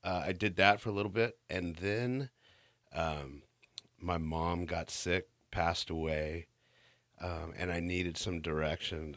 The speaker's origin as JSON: {"language": "English", "area": "Central Coast", "region": "California", "country": "United States", "tie": "born or raised there", "also_born_or_lived": "Bakersfield, California", "said": "I was born here, Actually, I was born in Bakersfield, but I grew up on the Central Coast."}